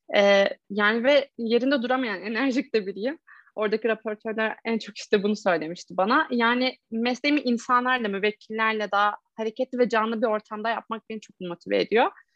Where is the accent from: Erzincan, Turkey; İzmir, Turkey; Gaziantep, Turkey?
Erzincan, Turkey; ben de Erzincan'da büyüdüm.